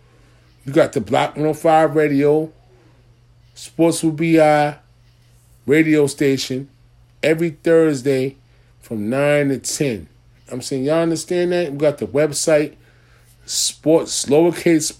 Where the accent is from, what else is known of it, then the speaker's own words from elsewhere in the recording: New York, United States; if I'm from New York